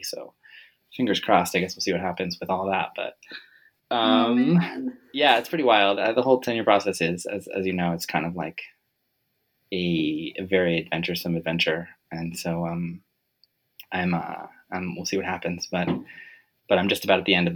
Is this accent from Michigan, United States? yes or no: no; Western Massachusetts, United States; I'm from originally from Massachusetts, Western Mass